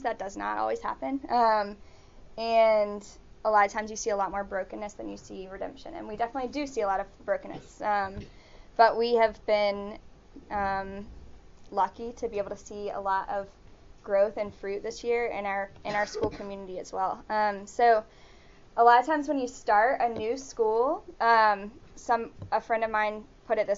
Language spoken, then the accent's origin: English; Birmingham, Alabama, United States; moved away as an adult; now in Matagalpa, Nicaragua; I am from Birmingham. I grew up at Advent